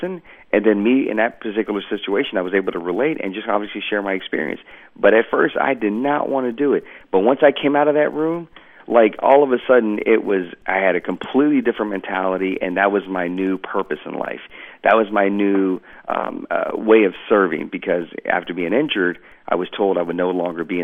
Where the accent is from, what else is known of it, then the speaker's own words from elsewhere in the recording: Georgia, United States; moved away as an adult; I was allowed to go home to my hometown of Georgia